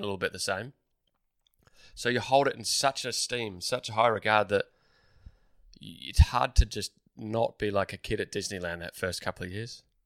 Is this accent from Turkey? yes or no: no; Melbourne, Victoria, Australia; growing up in Melbourne